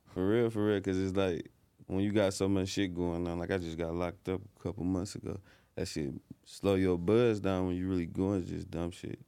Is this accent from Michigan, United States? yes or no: yes; Detroit, Michigan, United States; I'm from, like, Grand Boulevard, Midtown area, five minutes from downtown.